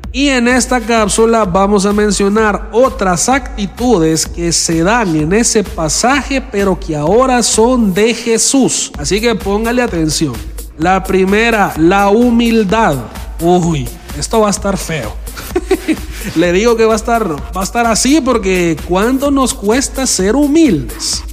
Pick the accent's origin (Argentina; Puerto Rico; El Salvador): El Salvador; como decimos acá en El Salvador